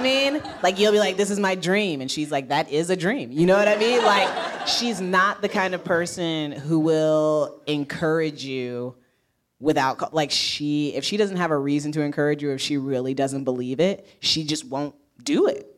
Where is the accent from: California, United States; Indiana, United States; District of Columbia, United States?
Indiana, United States; now in New York, United States; I'm from Indiana